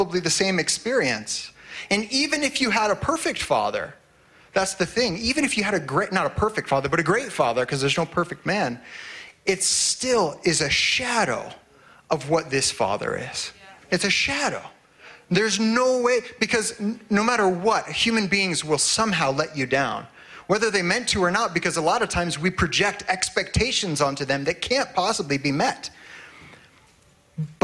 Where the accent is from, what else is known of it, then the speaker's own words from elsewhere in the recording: Ohio, United States; moved away as an adult; now in Grande Prairie, Canada; I was in Ohio